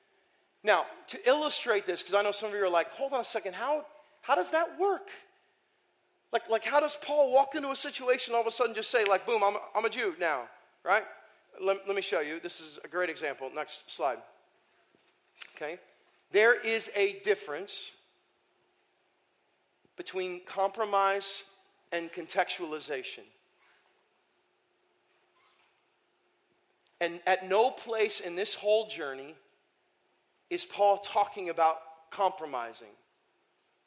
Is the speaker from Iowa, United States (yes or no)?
yes; Iowa, United States; moved away; I grew up in Iowa for 5 years